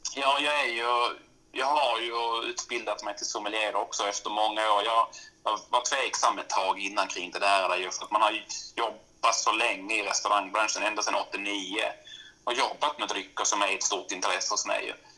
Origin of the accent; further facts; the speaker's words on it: Malmö, Skåne, Sweden; also born or lived in Norrland; now in Tärnaby, Sweden; jag är född och uppvuxen i Malmö, flyttat norrut ganska så snabbt egentligen